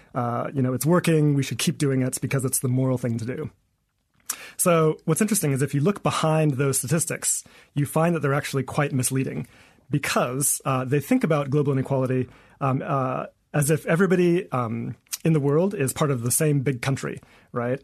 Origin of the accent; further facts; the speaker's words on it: Eswatini; moved away as an adult; also born or lived in United States; I'm originally from Swaziland